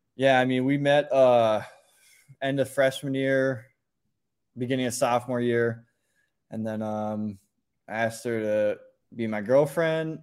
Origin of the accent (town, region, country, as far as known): Minnesota, United States; born or raised there